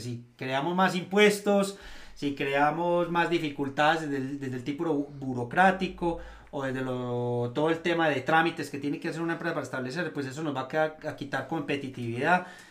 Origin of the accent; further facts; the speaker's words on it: Eastern Antioquia, Colombia; nosotros, los orientales, los que somos de este territorio